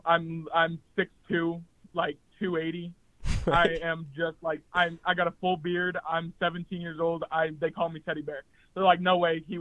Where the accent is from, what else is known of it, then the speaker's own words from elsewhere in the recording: New Hampshire, United States; I am from the northeast U.S. I'm from New Hampshire.